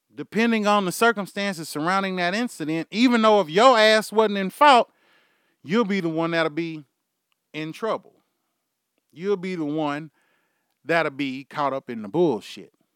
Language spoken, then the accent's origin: English; Houston, Texas, United States; I'm from Houston, Texas. My accent is fucking horrible.